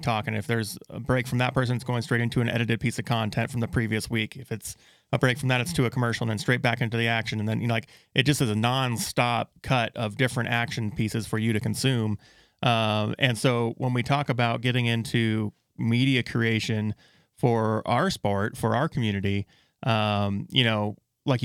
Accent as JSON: {"language": "English", "town": "Yuma", "region": "Arizona", "country": "United States", "tie": "born or raised there", "said": "I was born and raised in Yuma, Arizona"}